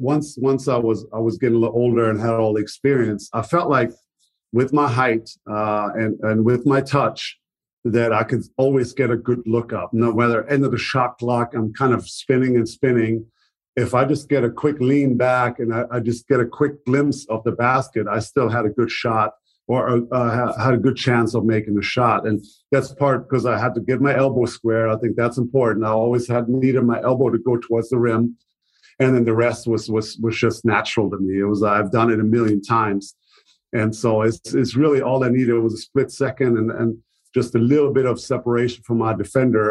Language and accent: English; Germany; English is a second language; moved away as an adult; also born or lived in Dallas; to Germany, to my hometown